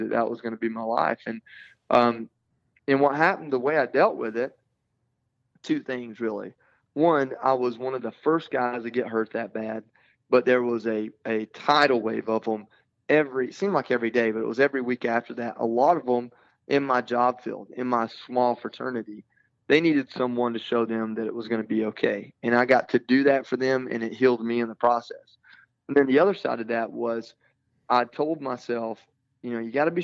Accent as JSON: {"language": "English", "region": "Georgia", "country": "United States", "said": "I'm from a small town in Georgia."}